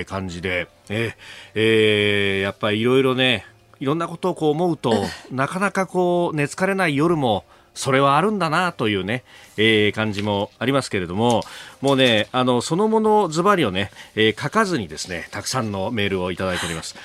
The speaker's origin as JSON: {"language": "Japanese", "region": "Kanagawa", "country": "Japan", "tie": "born or raised there", "said": "故郷の神奈川はあ僕のところはね046だった"}